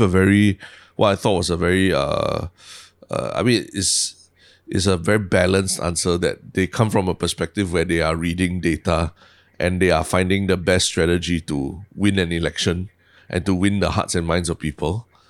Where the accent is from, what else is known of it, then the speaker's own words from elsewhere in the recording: Singapore; we grew up and we just went to school and we learned Chi, I, I learned my mother tongue and, you know, we just learned our mother tongue and that, that's as, as much as we know, right? But, but for older generation of Singaporeans, including my parents' generation